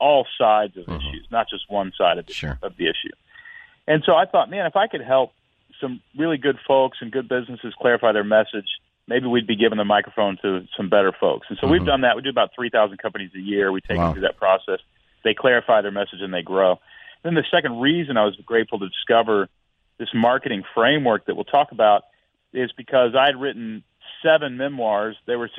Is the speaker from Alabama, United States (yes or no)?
no; Houston, Texas, United States; also born or lived in Portland, Oregon; now in Nashville, United States; I was born in Texas.